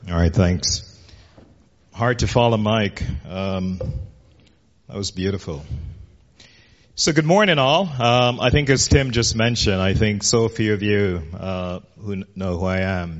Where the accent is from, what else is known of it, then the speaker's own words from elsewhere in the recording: Jamaica; moved away as an adult; now in United States; I grew up in Jamaica as a kid